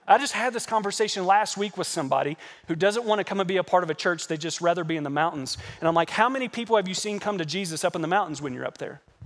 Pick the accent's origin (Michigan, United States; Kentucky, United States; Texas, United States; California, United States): Kentucky, United States; moved away; also born or lived in Arizona; I'm a Kentucky boy. I grew up in Kentucky working on horse farms and tobacco farms and corn farms and hay farms